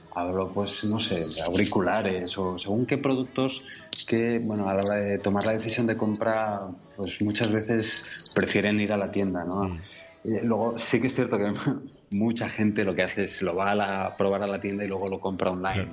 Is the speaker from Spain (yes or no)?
yes; Barcelona, Catalonia, Spain; now in Girona, Spain; Nací en Barcelona